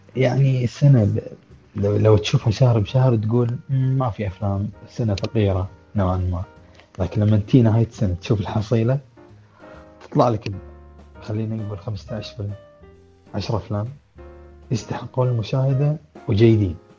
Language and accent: Arabic; Kuwait; عندنا بالكويت